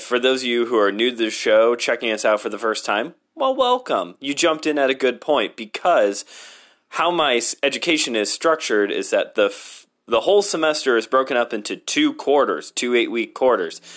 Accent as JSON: {"language": "English", "country": "United States", "said": "I'm an American."}